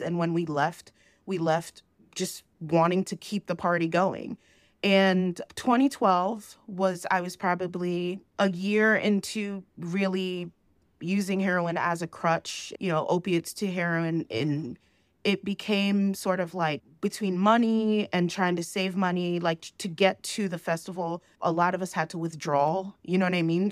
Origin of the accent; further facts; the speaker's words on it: New Jersey, United States; moved away as an adult; now in Georgia, United States; So I was born in New Jersey, and I moved back to, I moved to Georgia